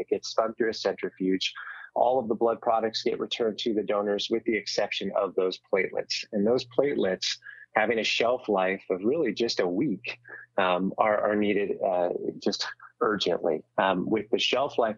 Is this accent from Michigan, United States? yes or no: no; the Bay Area, California, United States; I'm from the Bay Area. I'm proud of the Bay Area.